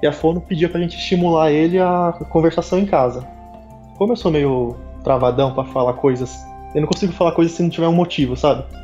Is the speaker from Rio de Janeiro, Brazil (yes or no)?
no; São Paulo, Brazil; Eu sou de São Paulo